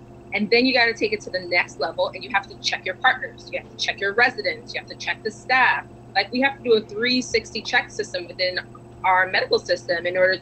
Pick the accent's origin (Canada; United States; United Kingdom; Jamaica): Jamaica; moved away; Yes, I'm Black. I'm also Caribbean. I was born in Jamaica